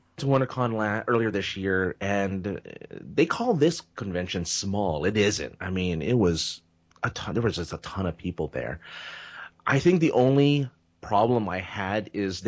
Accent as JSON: {"language": "English", "region": "California", "country": "United States", "said": "being a Californian"}